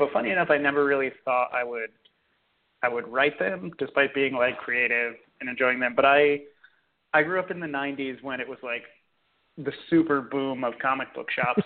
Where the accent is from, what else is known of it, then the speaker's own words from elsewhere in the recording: New Jersey, United States; I grew up in New Jersey